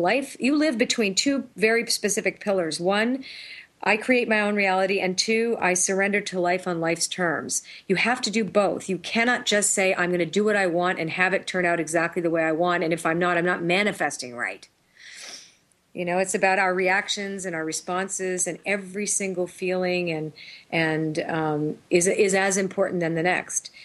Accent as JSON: {"language": "English", "town": "Toronto", "region": "Ontario", "country": "Canada", "tie": "born or raised there", "also_born_or_lived": "Sedona, Arizona", "moved": "as an adult", "lives_now": "New Hampshire, United States", "said": "I was raised in Toronto"}